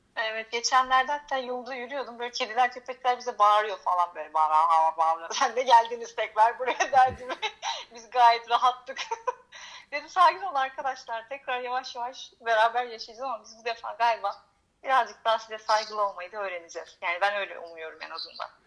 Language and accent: Turkish; Izmir, Turkey; moved away as an adult; also born or lived in Istanbul; now in Greece; İzmir'de doğdum. İzmir'de büyüdüm. 18 yaşında e, İstanbul'a gittim